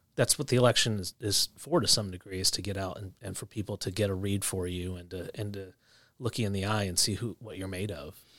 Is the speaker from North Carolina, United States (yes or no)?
no; outside Philadelphia, New Jersey, United States; moved away as an adult; also born or lived in Ohio; I was raised in New Jersey, just right outside of Philly.